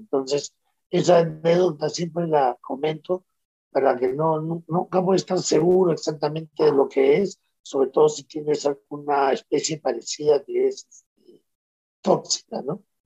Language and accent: Spanish; Peru